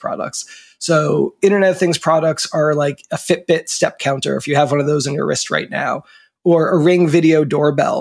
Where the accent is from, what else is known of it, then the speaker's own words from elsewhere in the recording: New Jersey, United States; moved away; also born or lived in Washington, D.C. / Basque Country, Spain / San Francisco; I grew up in New Jersey, right near the ocean, and just you know, the beach where the land hits the water.